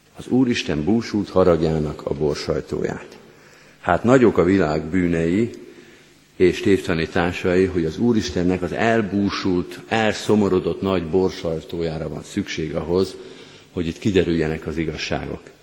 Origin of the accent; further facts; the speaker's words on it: Győr, Győr-Moson-Sopron, Hungary; én Győrben nőttem föl